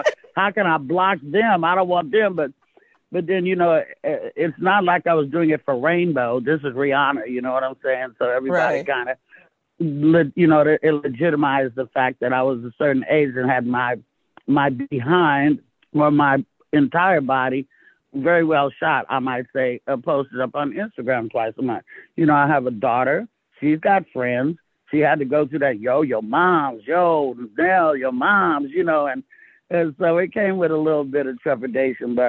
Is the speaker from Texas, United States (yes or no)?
no; Castro Valley, California, United States; also born or lived in Oakland; I was raised in the Bay Area, I went from Oakland to the suburbs of Castro Valley